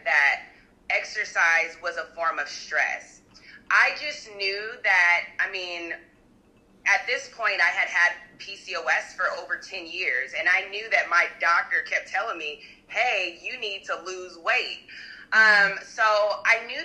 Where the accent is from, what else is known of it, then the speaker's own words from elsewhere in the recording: Arizona, United States; I'm from Arizona